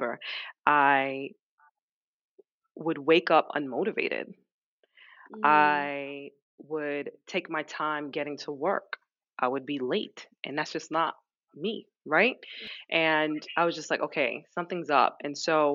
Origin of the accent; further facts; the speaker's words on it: New York, United States; also born or lived in London; move back to New York. Moved back in with my parents